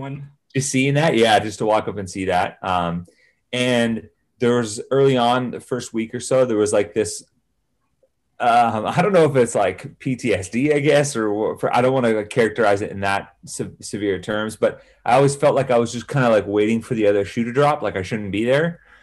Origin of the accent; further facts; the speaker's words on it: Salinas, California, United States; also born or lived in San Jose, California; I grew up in Salinas